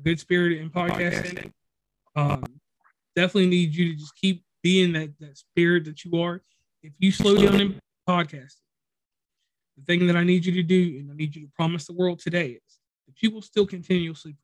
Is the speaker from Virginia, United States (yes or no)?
yes; Virginia, United States; now in West Virginia, United States; I live in West Virginia, but I'm from Virginia